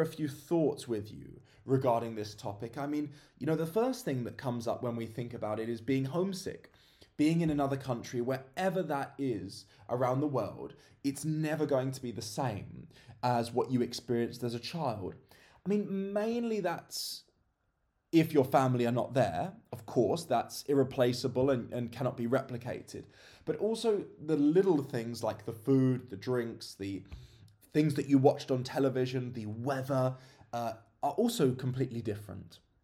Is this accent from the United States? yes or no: no; England, United Kingdom; moved away as an adult; I've been away from my home country of England for a fair few years now.